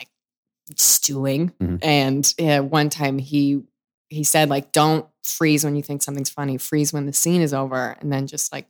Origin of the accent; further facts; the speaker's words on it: Chicago, Illinois, United States; I was from Chicago, like Second City made sense, but it just like, I didn't think that was for me because I didn't like these theater games.